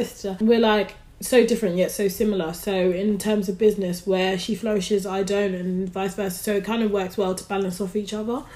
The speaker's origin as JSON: {"language": "English", "region": "London", "country": "United Kingdom", "moved": "yes", "lives_now": "Birmingham, United Kingdom", "said": "So I'm from London, currently living in Birmingham."}